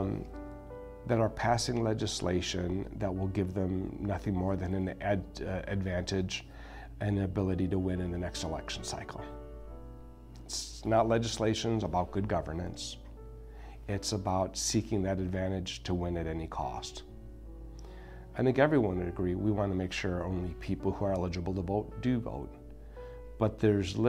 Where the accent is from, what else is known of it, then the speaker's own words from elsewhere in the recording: United States; as a Latino, as an American, but a proud Hispanic American